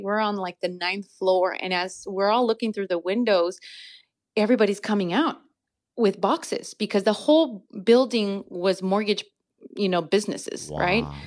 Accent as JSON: {"language": "English", "town": "Santa Ana", "region": "California", "country": "United States", "tie": "born or raised there", "also_born_or_lived": "Mexico", "said": "growing up in Santa Ana, I actually lived on Garfield"}